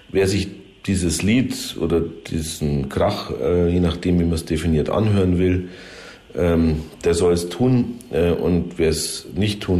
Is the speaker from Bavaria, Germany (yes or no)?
yes; Munich, Bavaria, Germany; wenn man als Münchner, als Wiesenbefürworter etwas mehr Gelassenheit in der Diskussion hat